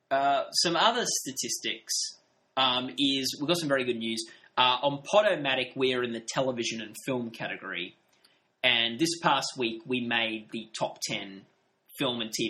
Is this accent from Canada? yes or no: no; Australia; A lot of stuff we're talking about are American things, and we're, we, we are from Australia.